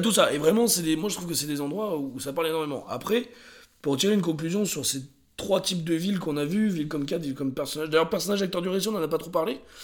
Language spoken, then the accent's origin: French; France; en tant que Français qui a vu ça quand j'avais 18-20 ans